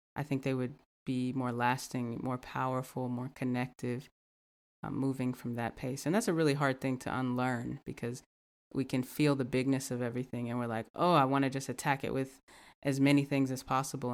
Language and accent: English; the South, United States; growing up in the South, um, growing up in a Black community